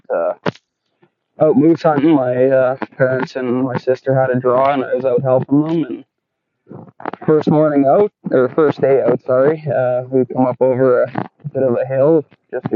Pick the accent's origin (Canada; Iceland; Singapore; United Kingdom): Canada; Peace River Country; moved away as an adult; now in Smithers, Canada; I grew up in the Peace Country for the most part of my life.